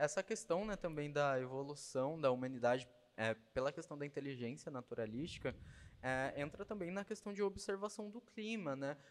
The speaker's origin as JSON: {"language": "Portuguese", "town": "Jacareí", "region": "São Paulo", "country": "Brazil", "tie": "born or raised there", "also_born_or_lived": "São José dos Campos", "said": "nasci em São Paulo mesmo, nasci em Jacareí"}